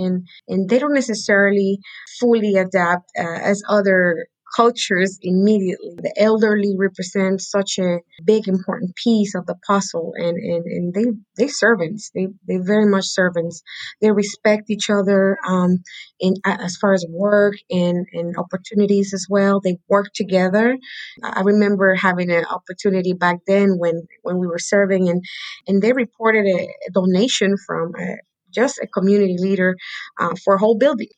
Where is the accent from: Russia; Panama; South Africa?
Panama; moved away; also born or lived in Guatemala; I was born in Guatemala, but my mother took me back to Panama